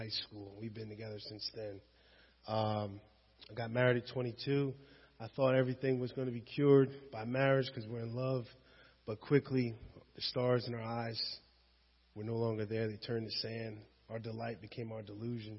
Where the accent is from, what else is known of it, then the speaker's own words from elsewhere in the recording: Washington Township, New Jersey, United States; also born or lived in West Philadelphia, Pennsylvania; I'm from Washington Township